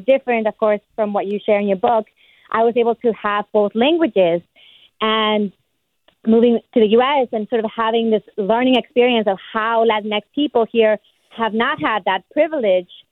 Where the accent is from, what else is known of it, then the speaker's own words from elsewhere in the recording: Mexico; now in San Leandro, United States; I grew up in Mexico, Mexican American in Mexico